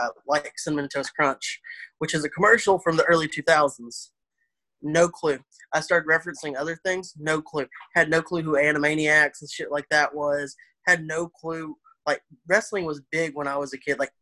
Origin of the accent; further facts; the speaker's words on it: Ashdown, Arkansas, United States; moved away; Ashdown, Arkansas